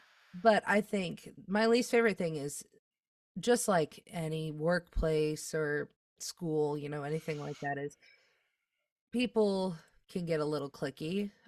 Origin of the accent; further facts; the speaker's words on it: Midwest, United States; I feel like as a Midwesterner, you can probably relate to this.